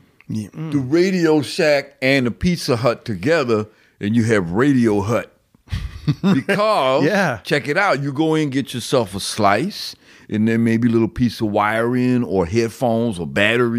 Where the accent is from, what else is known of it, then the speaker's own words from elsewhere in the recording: Cleveland, Ohio, United States; Yeah, I am from Cleveland